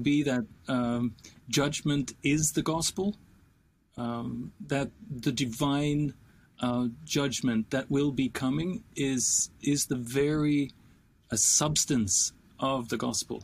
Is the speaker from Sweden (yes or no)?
yes; Sweden; when I grew up in Sweden in the 70s and 80s